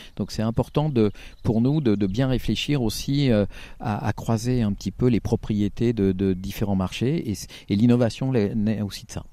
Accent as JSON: {"language": "French", "region": "Auvergne-Rhône-Alpes", "country": "France", "said": "je suis, du Rhône et pas forcément de la Loire, je suis limitrophe"}